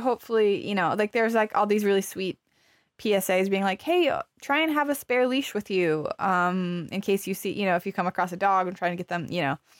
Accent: Arizona, United States; I grew up in Arizona, which is hot

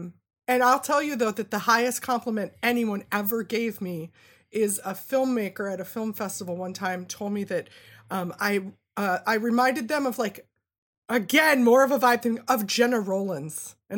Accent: Minnesota, United States; accent: Minnesota; I've been gone for so long that my own Minnesota accent has actually turned into like Maria Bamford doing a Minnesota accent.

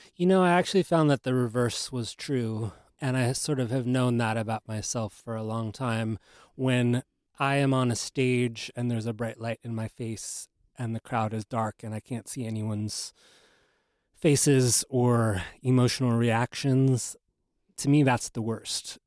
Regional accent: Los Angeles, California, United States; moved away; also born or lived in New York; I grew up in Los Angeles

